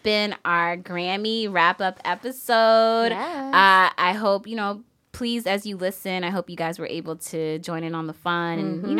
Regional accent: Bronx, New York, United States; the Hispanic genre, like, you know, I'm from the Bronx.

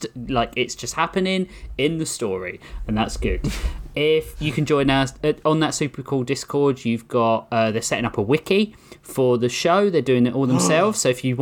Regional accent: United Kingdom; accent: British; my cute British accent

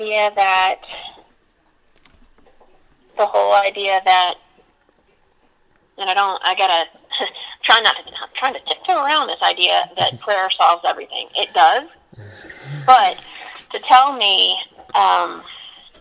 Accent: Georgia, United States; I was born and raised in Georgia

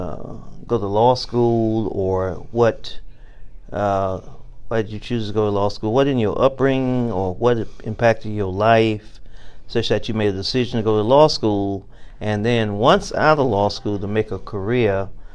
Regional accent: Bainbridge, Georgia, United States; growing up in South Georgia, in Bainbridge, Georgia, in segregated schools

